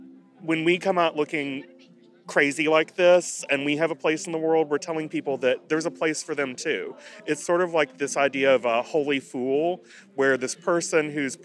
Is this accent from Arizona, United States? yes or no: no; Kentucky, United States; In Carter County. Okay. I grew up about an hour north of here.